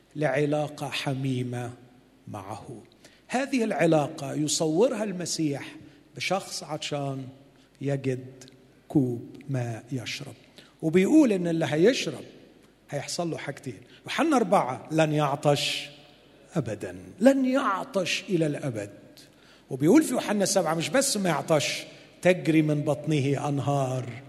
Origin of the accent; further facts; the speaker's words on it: Egypt; عندنا في مصر